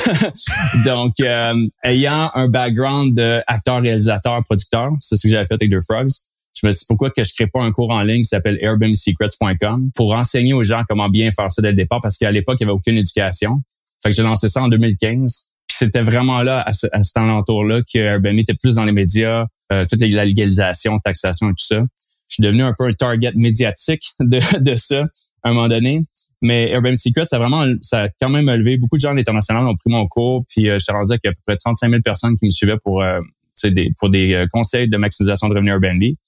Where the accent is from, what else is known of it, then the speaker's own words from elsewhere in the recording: Bromont, Quebec, Canada; moved away as an adult; also born or lived in Sherbrooke / Alberta; Je suis né en Estrie, à Bromont